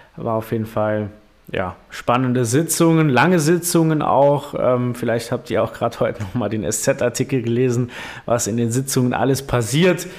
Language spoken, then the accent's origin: German; Primstal, Saarland, Germany; bei uns in Primstal